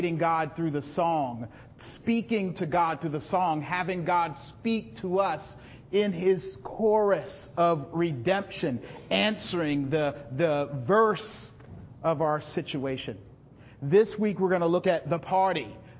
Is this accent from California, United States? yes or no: no; South Carolina, United States; I'm from South Carolina